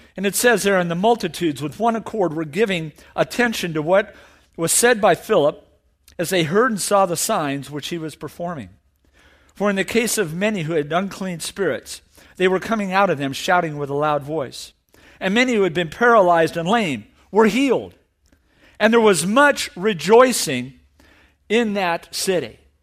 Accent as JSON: {"language": "English", "area": "Orange County", "region": "California", "country": "United States", "said": "I'm from Orange County"}